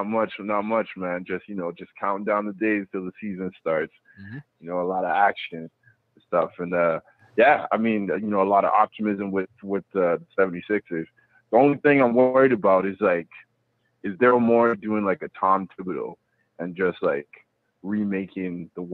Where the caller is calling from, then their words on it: Vancouver, British Columbia, Canada; calling from Vancouver, Canada.